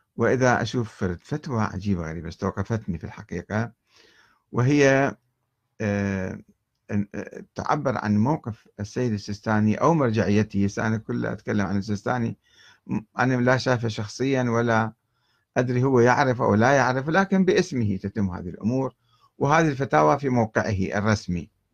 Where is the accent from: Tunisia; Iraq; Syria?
Iraq; Karbala, Karbala Governorate; moved away as an adult; منذ ان نشات في كربلاء